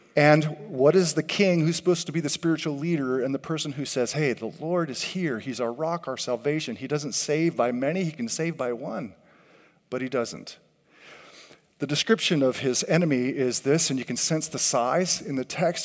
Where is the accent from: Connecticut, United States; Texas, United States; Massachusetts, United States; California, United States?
California, United States; I grew up in California